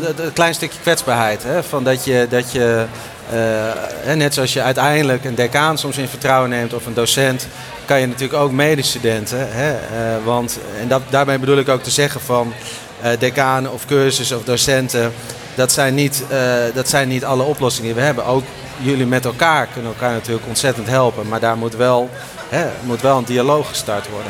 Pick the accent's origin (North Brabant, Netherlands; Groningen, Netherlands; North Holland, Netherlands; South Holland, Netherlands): Groningen, Netherlands; ik kwam uit Groningen